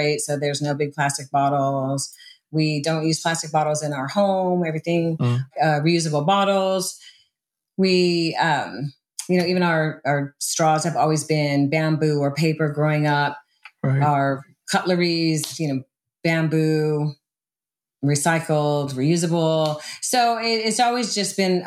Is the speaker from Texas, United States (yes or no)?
no; Southern California, United States; also born or lived in Hawaii; I grew up in Southern California and I went between California and Hawaii